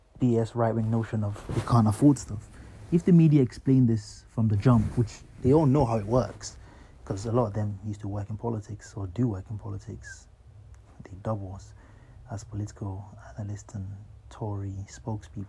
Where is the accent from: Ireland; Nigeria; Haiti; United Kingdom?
Nigeria; moved away; I grew up in Nigeria